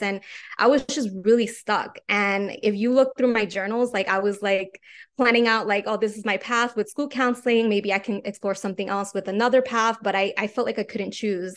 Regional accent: New York City, New York, United States; I am from New York City.

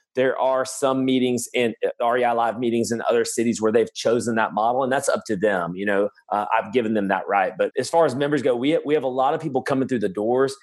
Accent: Birmingham, Alabama, United States; I'm from Birmingham, Alabama

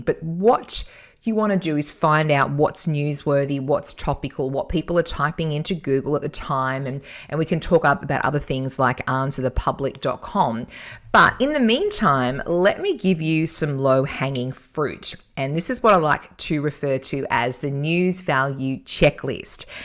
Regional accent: Newcastle, New South Wales, Australia; Newcastle, my hometown

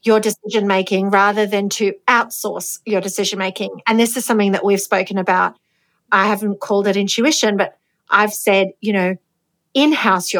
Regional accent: Greece; I'm not from a farming background, but I'm from Greece and my family are from a village.

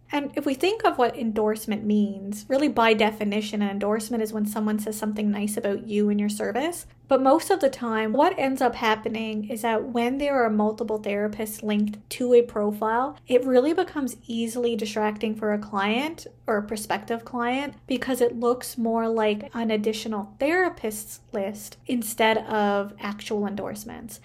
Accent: Canada; I am a Canadian social worker

